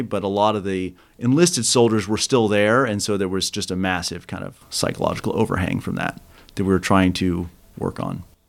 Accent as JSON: {"language": "English", "region": "Kansas", "country": "United States", "tie": "born or raised there", "moved": "as an adult", "said": "I grew up in Kansas"}